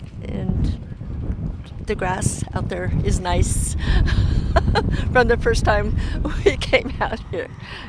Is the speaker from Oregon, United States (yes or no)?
yes; Chiloquin, Oregon, United States; moved away as an adult; now in Warm Springs, United States; I am from Chiloquin in Klamath Falls and recently moved here to Warm Springs.